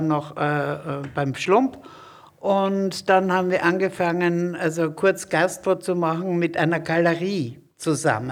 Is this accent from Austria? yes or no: yes; Graz, Styria, Austria; now in Hamburg, Germany; Ich komme aus Graz.